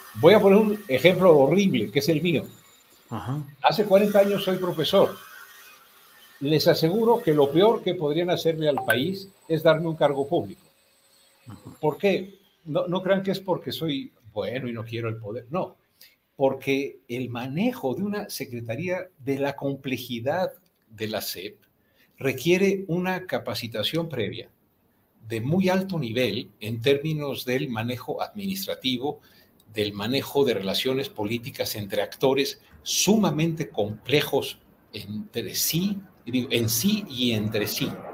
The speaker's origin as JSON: {"language": "Spanish", "country": "Mexico", "said": "como buenos mexicanos"}